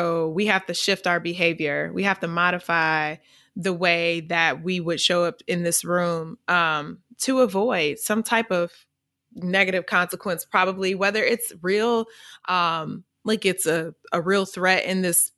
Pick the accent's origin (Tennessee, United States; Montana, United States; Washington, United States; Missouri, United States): Missouri, United States; accent: AAVE; I'm from Missouri. We have a certain dialect that we speak in.